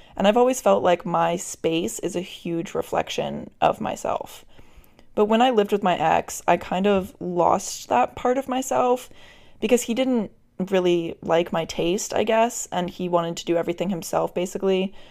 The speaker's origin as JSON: {"language": "English", "region": "Virginia", "country": "United States", "tie": "born or raised there", "moved": "yes", "said": "I'm still in Virginia for the holidays"}